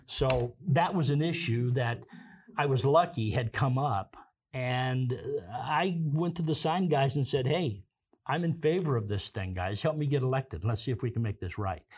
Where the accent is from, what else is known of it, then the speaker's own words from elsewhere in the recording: Kansas, United States; moved away as an adult; now in Pocatello, United States; I'm originally from Kansas, Gary. I moved here forty-two years ago